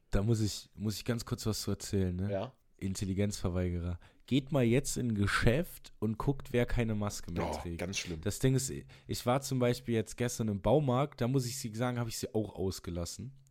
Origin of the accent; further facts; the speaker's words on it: Germany; So, ich identifiziere mich ja nicht nur, weil ich Deutscher bin.